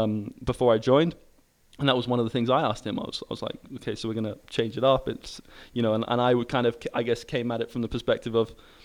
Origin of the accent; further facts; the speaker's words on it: United Kingdom; also born or lived in United States / Sydney, Australia; when I came back to the UK, I got involved with Hyrox